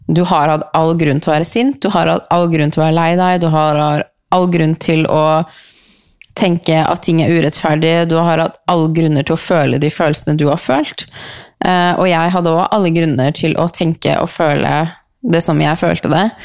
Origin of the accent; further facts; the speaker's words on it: Norway; born there; Eh, vi er så heldige at vi er født i Norge. Vi er så heldige å bo i Norge.